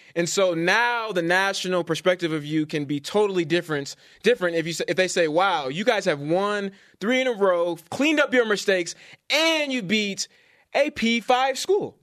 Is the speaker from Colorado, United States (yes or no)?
no; Bay Area, California, United States; moved away; I'm from the Bay Area